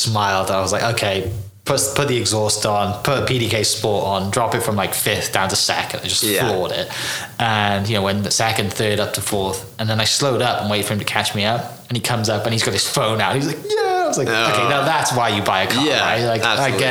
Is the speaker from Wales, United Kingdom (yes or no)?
yes; Wales, United Kingdom; I grew up in Wales